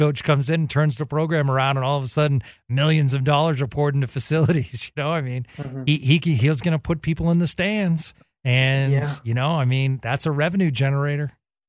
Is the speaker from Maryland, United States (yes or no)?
no; Texas, United States; So I'm a Texan at heart, and this one's going to be a tough one to watch.